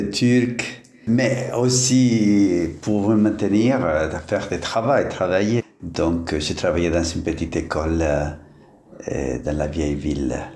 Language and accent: French; Norway; born there; French is a second language; moved away as an adult; also born or lived in Italy / Middle East; oui, c'est vrai, je suis né en Norway, où j'ai fait mes études de philosophie.